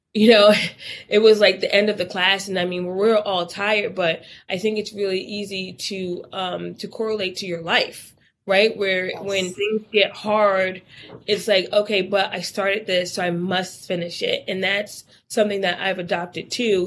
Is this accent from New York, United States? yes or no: yes; Newburgh, New York, United States; moved away as an adult; also born or lived in Miami, Florida; I'm originally from Newburgh, New York, which if you wanted to be something or do something, you had to leave Newburgh